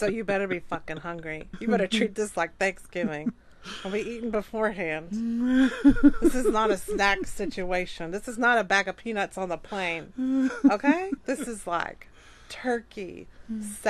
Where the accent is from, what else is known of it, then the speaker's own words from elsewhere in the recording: the South, United States; I'm from the South. I know what bless your heart means.